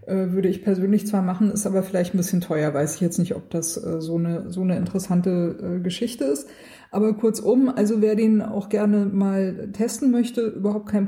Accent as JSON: {"language": "German", "region": "Swabia", "country": "Germany", "tie": "born there", "said": "Ich bin da ein bisschen schwäbisch, also ich bin in Schwaben geboren."}